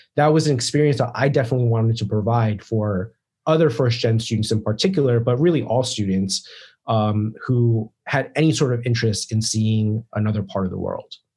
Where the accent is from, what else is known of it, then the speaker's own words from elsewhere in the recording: Maryland, United States; moved away as an adult; i'm from like maryland